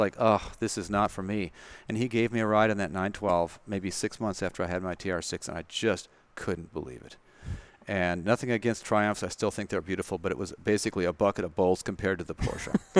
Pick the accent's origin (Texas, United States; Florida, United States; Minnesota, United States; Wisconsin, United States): Wisconsin, United States; Madison; moved away as an adult; also born or lived in California; Madison, Wisconsin, born and raised in Madison and, uh, went to high school and college there, University of Wisconsin